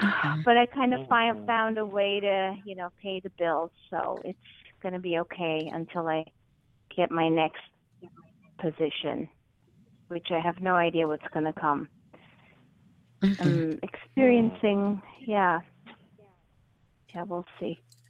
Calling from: New York, United States; I'm calling from New York.

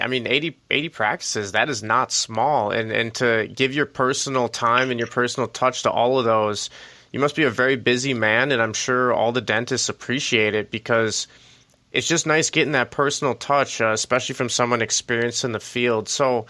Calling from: Milwaukee, Wisconsin, United States; We're calling from Milwaukee, Wisconsin, but you know, it's a mid-40s, so that's pretty good for us.

